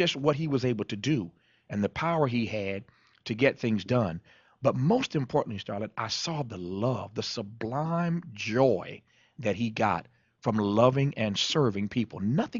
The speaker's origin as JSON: {"language": "English", "town": "Kokomo", "region": "Indiana", "country": "United States", "tie": "born or raised there", "also_born_or_lived": "Mississippi", "moved": "as an adult", "lives_now": "Los Angeles, United States", "said": "my hometown of Kokomo, Indiana."}